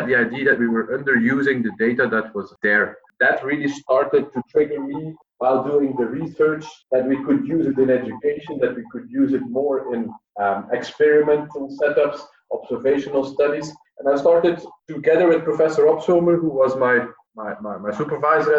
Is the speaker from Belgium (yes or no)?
yes; the Flemish part, Flanders, Belgium; moved away as an adult; now in Utrecht, Netherlands; I work at the University of Utrecht at this moment, but I grew up in Belgium, the Flemish part